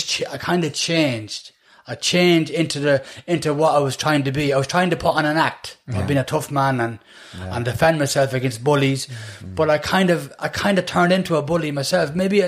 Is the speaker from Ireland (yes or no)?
yes; Dublin, Leinster, Ireland; also born or lived in Manchester, England / Coolock, Dublin; now in Dublin, Ireland; We grew up in Finglas. And I was always, when, from that side I was in, then we moved to Dunsink.